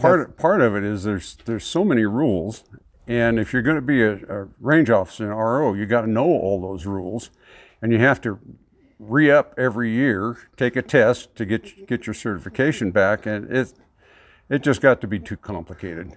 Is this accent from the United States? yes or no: yes; California, United States; also born or lived in Oregon / Fresno, California; now in Montana, United States; where I grew up, there was a little town two miles from the Oregon border in California. In fact, I'm, I'm a native Oregonian 'cause I was born in Oregon